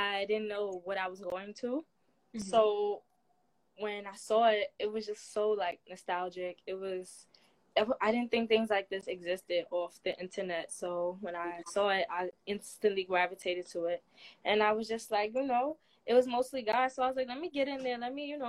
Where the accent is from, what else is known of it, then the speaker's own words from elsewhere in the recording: New York City, New York, United States; Growing up in the Bronx, New York was pretty fun